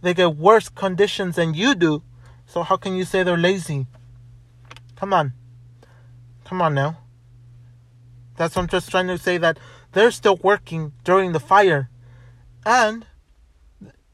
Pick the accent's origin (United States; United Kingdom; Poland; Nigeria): United States; I'm an American. I was born here